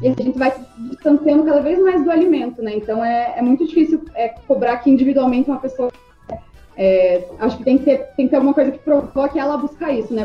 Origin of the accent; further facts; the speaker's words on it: Brazil; a gente se reconhece como brasileiros